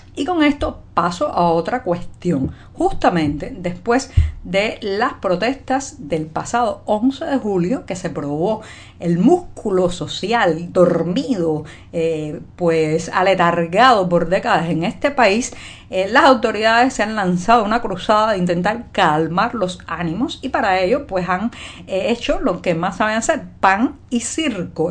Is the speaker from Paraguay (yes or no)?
no; Cuba; cubana, periodista, ciudadana